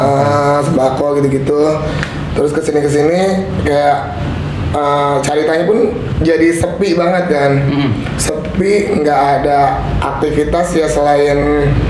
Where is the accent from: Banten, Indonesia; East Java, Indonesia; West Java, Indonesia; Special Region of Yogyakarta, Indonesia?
Banten, Indonesia; Carita; also born or lived in Jakarta; Lahir besar di Carita, habis itu sempat uh, eh, sekolah di Jakarta waktu itu ikut sama kakak lah tapi orang tua tetap di sini